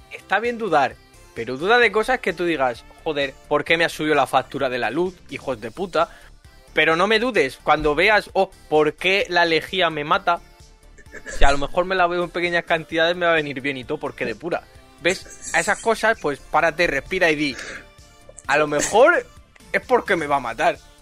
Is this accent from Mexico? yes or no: no; Murcia, Region of Murcia, Spain; moved away; soy de Murcia